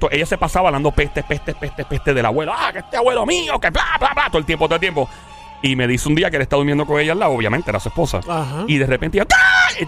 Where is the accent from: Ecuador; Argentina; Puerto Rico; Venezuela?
Puerto Rico; Ciales; now in Bayamón, Puerto Rico; soy de Ciales, pero actualmente estoy en Bayamón.